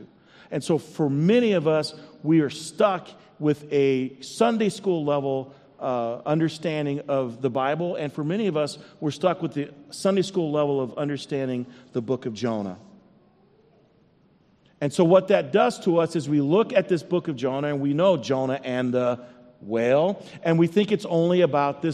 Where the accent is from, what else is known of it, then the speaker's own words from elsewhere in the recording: Iowa, United States; now in Minnesota, United States; I was born in Iowa